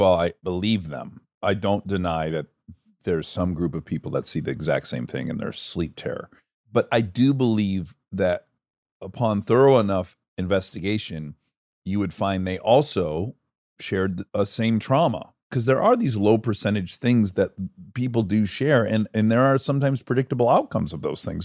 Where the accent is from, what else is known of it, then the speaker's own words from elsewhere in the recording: Michigan, United States; moved away; I'm from Michigan